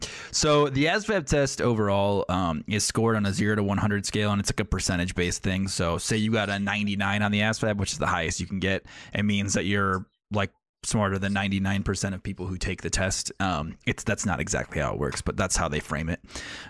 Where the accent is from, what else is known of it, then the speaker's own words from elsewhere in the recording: New York, United States; I'm from New York originally. So like, we take a lot of standardized tests in New York State.